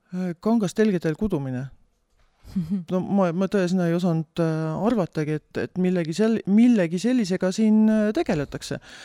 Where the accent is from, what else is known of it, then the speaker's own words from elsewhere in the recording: Tartu, Tartu County, Estonia; olen äh, pärit tegelikult Tartust ja suurem oma, suurema osa oma elust äh, elanud